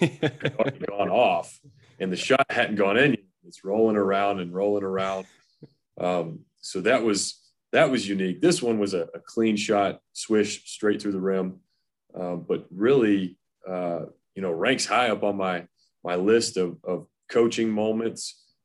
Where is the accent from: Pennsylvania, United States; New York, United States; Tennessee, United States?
Tennessee, United States; Knoxville; I grew up in Knoxville, Tennessee.